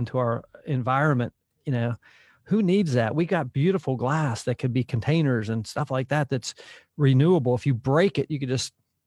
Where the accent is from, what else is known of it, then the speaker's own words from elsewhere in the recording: Hopewell, Pennsylvania, United States; I was born in just outside of Pittsburgh, Pennsylvania. You mentioned Pittsburgh. I was right on the Ohio River there in a little town called Hopewell